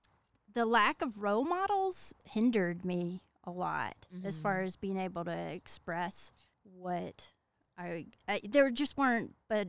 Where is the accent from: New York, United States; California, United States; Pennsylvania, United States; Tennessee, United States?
Tennessee, United States; Hurricane Mills; accent: Southern; moved away; if you can't tell from the accent, I'm from the South. I'm from Tennessee. Grew up in Hurricane Mills, and that's about 15 minutes from Bucksnort